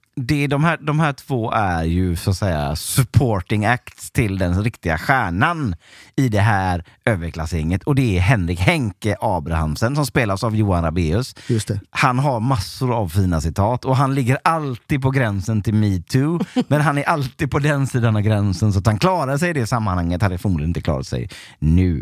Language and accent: Swedish; Onsala, Halland County, Sweden; Jag är ju uppvuxen i Onsala